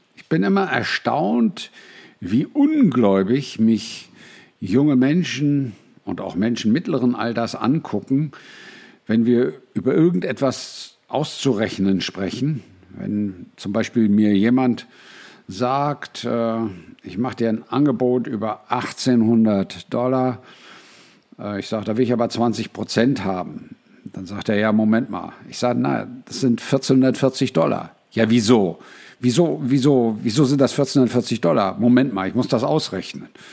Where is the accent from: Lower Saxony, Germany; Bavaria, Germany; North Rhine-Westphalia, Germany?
Lower Saxony, Germany; Braunschweig; Ich bin in Braunschweig aufgewachsen